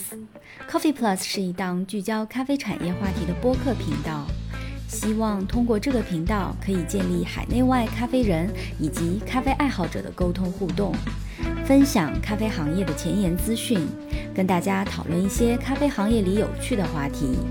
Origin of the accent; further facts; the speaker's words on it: Yunnan, China; 首先是作为一个云南人，